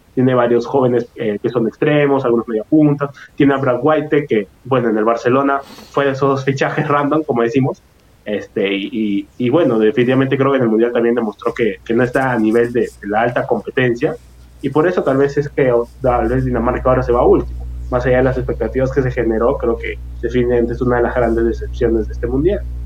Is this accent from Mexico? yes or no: no; Peru; uno como, como peruano